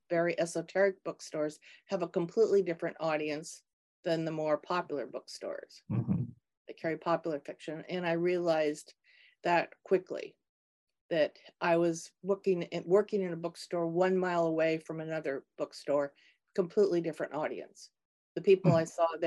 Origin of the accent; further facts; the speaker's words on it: Minnesota, United States; I grew up in Minnesota, not far from the University of Minnesota campus.